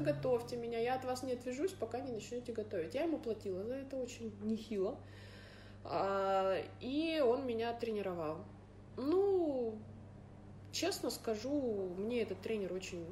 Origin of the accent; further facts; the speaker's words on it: Irkutsk, Irkutsk Oblast, Russia; я из Иркутска